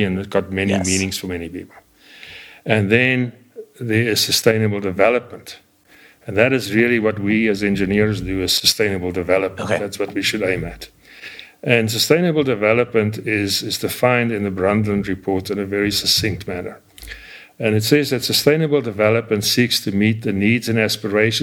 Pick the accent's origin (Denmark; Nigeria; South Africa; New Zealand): South Africa; moved away as an adult; also born or lived in United States; now in Arizona, United States; I grew up in South Africa, and it's common in South Africa to have droughts of 5 to 7 years